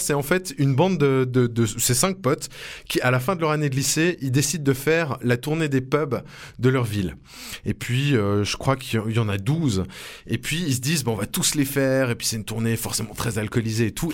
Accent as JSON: {"language": "French", "country": "Switzerland", "said": "chez nous en Suisse"}